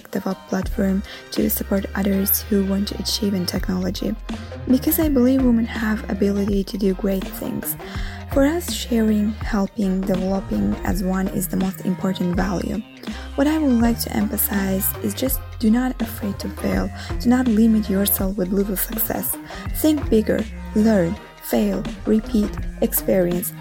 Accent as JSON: {"language": "English", "country": "Azerbaijan", "moved": "yes", "lives_now": "Rome, Italy", "said": "Although I'm living in Rome, originally I am from Azerbaijan"}